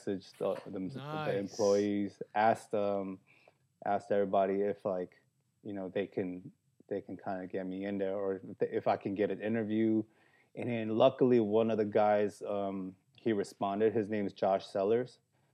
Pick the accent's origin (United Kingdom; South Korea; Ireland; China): South Korea; now in Los Angeles, United States; I was born in Korea, son of immigrants. We came to this country with $600 in our pocket